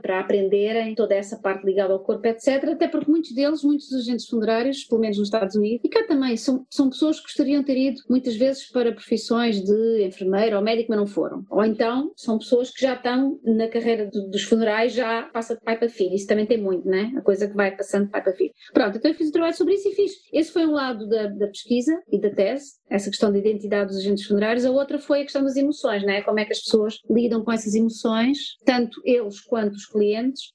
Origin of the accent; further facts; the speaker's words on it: Portugal; moved away as an adult; also born or lived in United States; eu sou portuguesa e cresci numa família católica